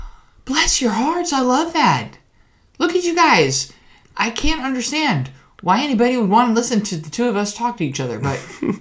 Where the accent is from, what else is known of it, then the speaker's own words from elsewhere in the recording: Madisonville, Louisiana, United States; I was born and raised in Madisonville, Louisiana. That's about 40 miles north of New Orleans.